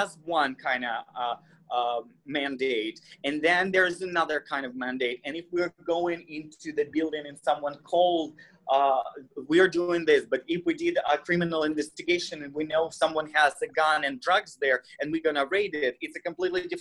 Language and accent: English; Russia; English is a second language; moved away; I'm Russian. I'm an immigrant, so deal with my accent